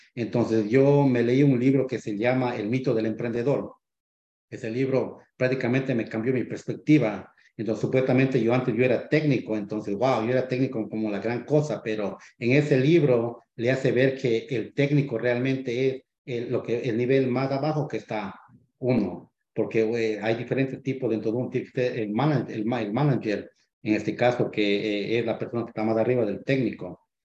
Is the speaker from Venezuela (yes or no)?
no; Ecuador; moved away as an adult; now in United States; yo soy de Ecuador. llevo aquí en este país ya 15 años.